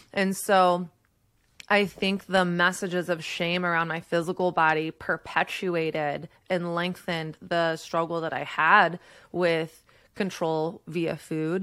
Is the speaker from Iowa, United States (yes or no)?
no; Texas, United States; I grew up in Texas